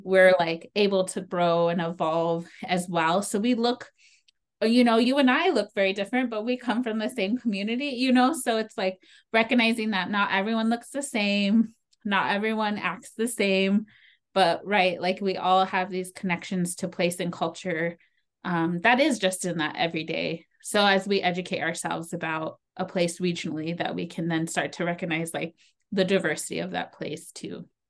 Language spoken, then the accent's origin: English; Pine Ridge Reservation, South Dakota, United States; also born or lived in Rapid City, South Dakota; I grew up on the Pine Ridge Reservation